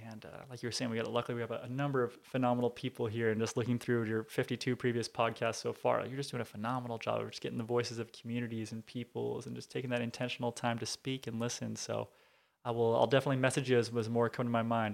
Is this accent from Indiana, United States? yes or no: no; Southern California, United States; also born or lived in Tacoma, Washington / Billings, Montana / Bellevue, Washington / Rancho Cucamonga, California; growing up in Southern California, love listening to Power one oh six